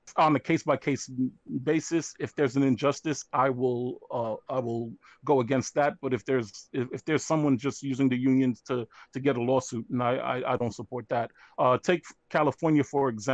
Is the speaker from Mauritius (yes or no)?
no; Haiti; now in United States; I am Haitian American, and I came into the United States in the early '80s.